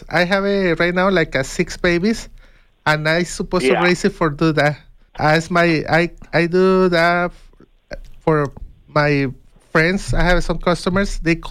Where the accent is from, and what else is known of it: Mexico; born or raised there; now in Tucson, United States